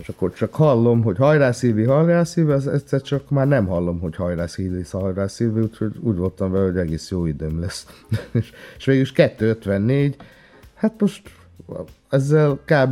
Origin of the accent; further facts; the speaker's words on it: Transcarpathia, Zakarpattia Oblast, Ukraine; moved away as an adult; now in Hungary; mivel Kárpátodán születtem, magyar vagyok, de meg ukrán is